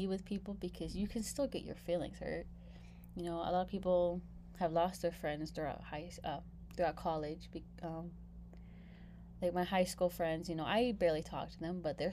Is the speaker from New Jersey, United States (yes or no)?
no; California, United States; moved away as an adult; I come from Cali